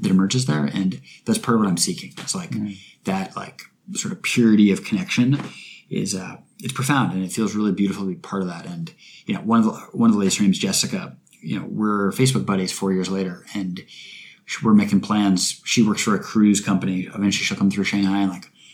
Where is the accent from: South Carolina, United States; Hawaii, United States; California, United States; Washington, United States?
Washington, United States; Bainbridge Island; moved away; also born or lived in Seattle; my hometown, Bainbridge Island, which is a super beautiful place